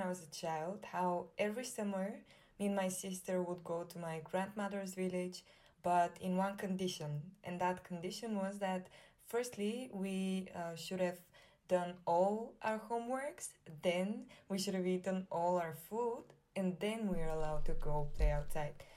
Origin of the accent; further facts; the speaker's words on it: Bulgaria; I'm from Bulgaria